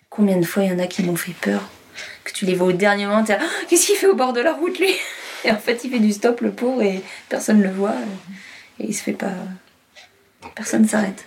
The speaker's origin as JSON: {"language": "French", "area": "the East", "region": "eastern France", "country": "France", "moved": "yes", "lives_now": "Brittany, France", "said": "Moi, je viens de l'Est"}